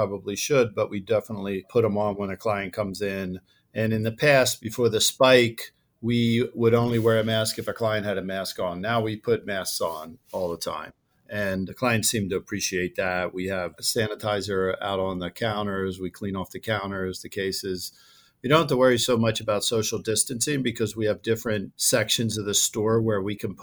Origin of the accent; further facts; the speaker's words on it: outside of Philadelphia, Pennsylvania, United States; moved away as an adult; also born or lived in New Jersey; now in Scottsdale, United States; I grew up outside of Philadelphia